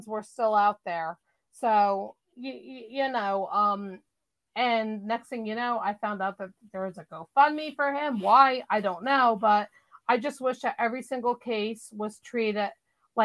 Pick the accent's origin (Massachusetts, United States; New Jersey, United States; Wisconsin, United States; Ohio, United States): New Jersey, United States; I'm from New Jersey